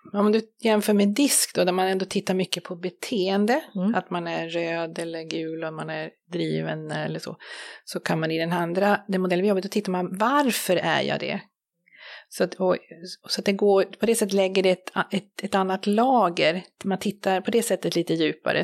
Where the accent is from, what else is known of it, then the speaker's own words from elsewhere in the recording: Sweden; vi som, som svenskar